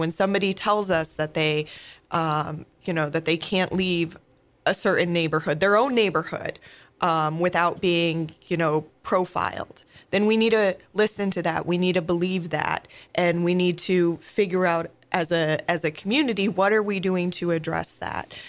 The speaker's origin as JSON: {"language": "English", "town": "Oneonta", "region": "New York", "country": "United States", "tie": "born or raised there", "also_born_or_lived": "Pennsylvania", "moved": "as an adult", "lives_now": "St. Louis, United States", "said": "I grew up in a small town um, in upstate New York, New York called uh, Oneonta"}